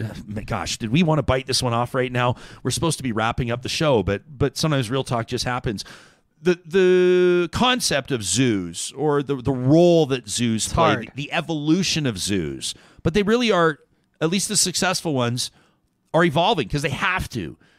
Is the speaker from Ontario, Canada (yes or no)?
no; Calgary, Alberta, Canada; I grew up in Calgary